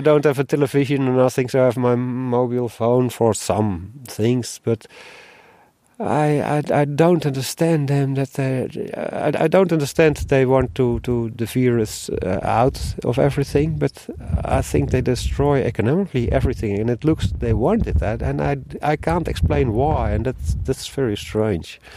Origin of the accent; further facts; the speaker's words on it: Netherlands; moved away; I'm from Holland